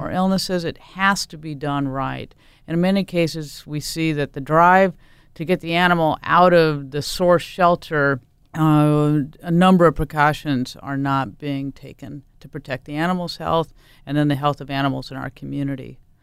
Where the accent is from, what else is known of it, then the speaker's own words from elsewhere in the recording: Portland, Oregon, United States; I grew up in Portland